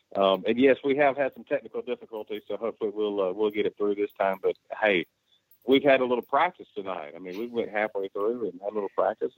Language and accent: English; Louisville, Mississippi, United States; I'm from Louisville, Mississippi.